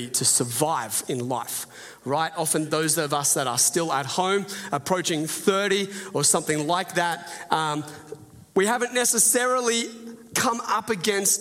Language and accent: English; Port Macquarie, New South Wales, Australia; moved away as an adult; I grew up in, did the most of my growing up in Port Macquarie